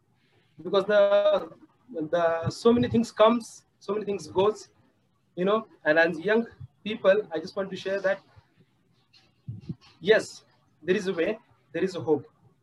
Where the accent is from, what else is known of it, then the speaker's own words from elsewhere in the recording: Pune, Maharashtra, India; I'm from India, Pune.